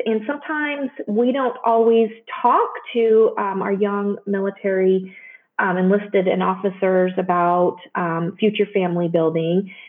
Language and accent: English; Joplin, Missouri, United States; moved away as an adult; also born or lived in Chicago / San Antonio / Palo Alto / Dayton, Ohio; now in Cincinnati, United States; I grew up in Missouri, southwestern Missouri, in a town called Joplin.